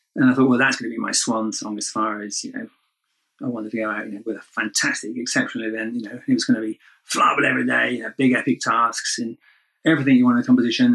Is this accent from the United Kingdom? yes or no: yes; United Kingdom; I'm British, kind of used to bad weather